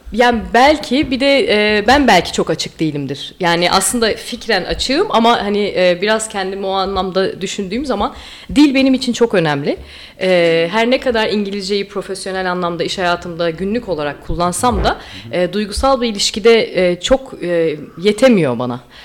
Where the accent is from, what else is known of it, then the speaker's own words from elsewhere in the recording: Istanbul, Turkey; moved away; also born or lived in Amsterdam, Netherlands; İstanbul'a kesin dönüş yaptı ailem